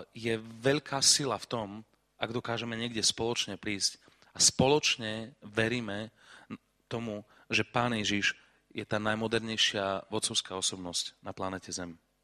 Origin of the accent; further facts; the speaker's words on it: Košice, Košice Region, Slovakia; ja som z Košic